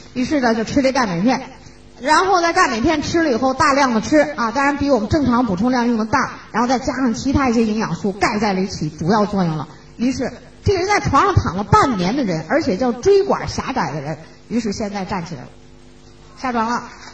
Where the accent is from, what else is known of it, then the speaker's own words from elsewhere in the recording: China; 我们中国人